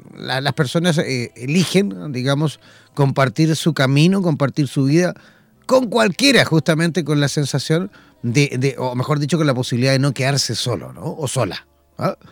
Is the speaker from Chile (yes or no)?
yes; Chile; mi país